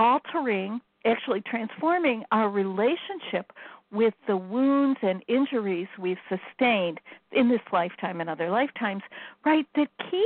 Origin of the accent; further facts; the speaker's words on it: Chicago, Illinois, United States; now in Iowa, United States; I'm from Chicago